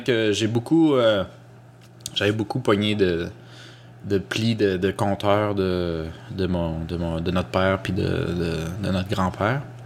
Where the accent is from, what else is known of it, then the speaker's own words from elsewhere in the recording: Quebec, Canada; also born or lived in Costa Rica; je suis euh, québécois francophone à saveur culturelle latino-américaine